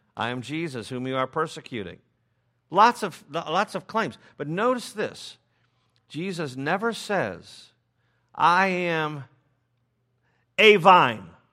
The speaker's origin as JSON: {"language": "English", "town": "Chicago", "region": "Illinois", "country": "United States", "said": "I'm from Chicago"}